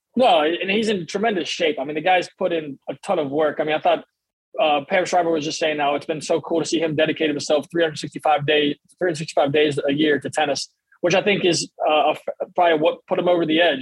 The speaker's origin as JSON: {"language": "English", "country": "United States", "said": "a American tennis fan myself"}